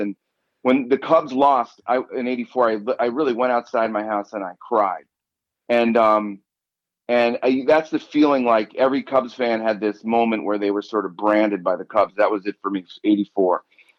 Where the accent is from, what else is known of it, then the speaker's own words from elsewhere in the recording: Libertyville, Illinois, United States; also born or lived in Lake Forest, Illinois / Glencoe, Illinois; Well, actually, I was born, I always say Lake Forest, but I was born in Lake Forest Hospital. I actually lived in a town called Libertyville.